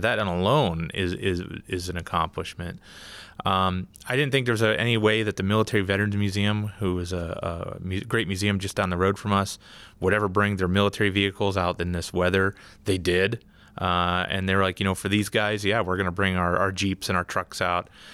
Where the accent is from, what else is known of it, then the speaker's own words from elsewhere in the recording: Pittsburgh, Pennsylvania, United States; now in Wisconsin, United States; I'm originally from Pittsburgh